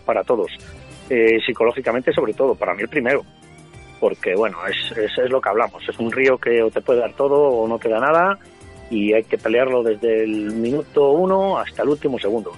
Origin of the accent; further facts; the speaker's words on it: Burgos, Castile and León, Spain; aquí en, en Burgos, en mi tierra